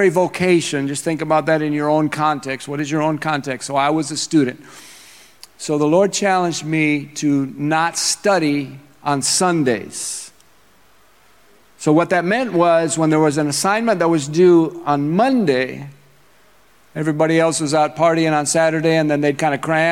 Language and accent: English; Minnesota, United States; moved away; I am from Minnesota.